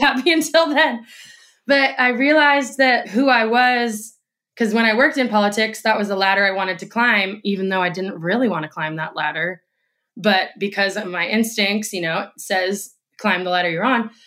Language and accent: English; Indiana, United States; moved away as an adult; now in Austin, United States; when I was working in politics in Indiana, my hometown